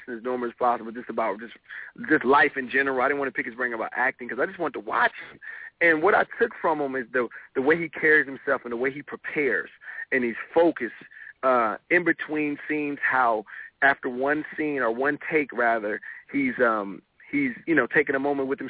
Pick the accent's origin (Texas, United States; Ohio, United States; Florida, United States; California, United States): California, United States; Compton; I was raised in Compton until I was about 7 or 8